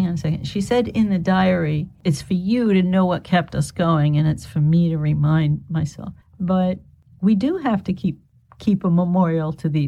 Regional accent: United States; I'm just an American kid

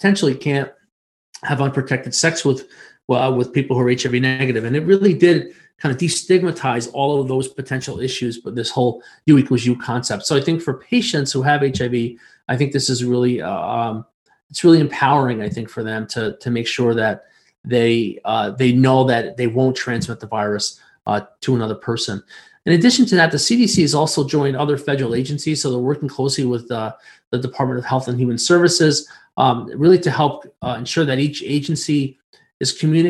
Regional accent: New York, United States; But I can tell you that I'm from New York State, right?

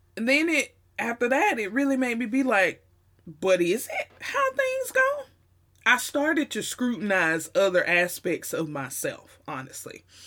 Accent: the South, United States; accent: Southern twang, Southern drawl; they always talked about our accents here in the South. The Southern twang and the Southern drawl was very, very real.

